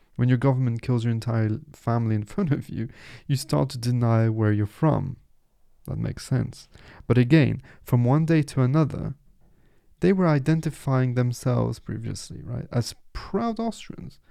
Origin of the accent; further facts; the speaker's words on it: Nice, Provence-Alpes-Côte d'Azur, France; first language French; English is a second language; I was born in Nice, which is in the southeast of France